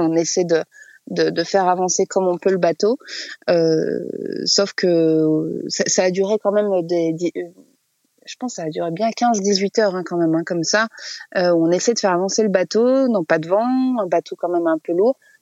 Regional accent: France; on est français

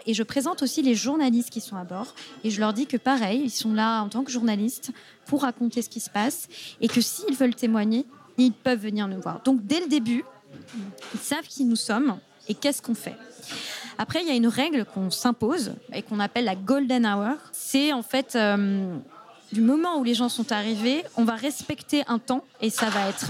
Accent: Mediterranean coast, south of France, France; je suis euh, du sud de la France, j'ai grandi au bord de la Méditerranée

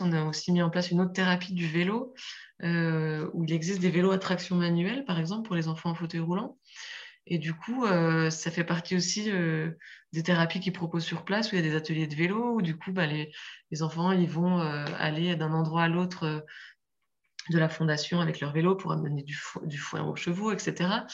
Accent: France; chez nous en France

